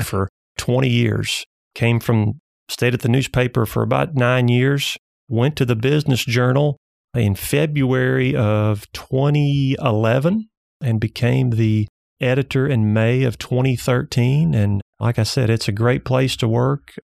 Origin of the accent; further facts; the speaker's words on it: Bald Knob, Arkansas, United States; also born or lived in Bryant, Arkansas / Arkadelphia, Arkansas; I'm a Arkansas native. I was raised in Bald Knob, Arkansas.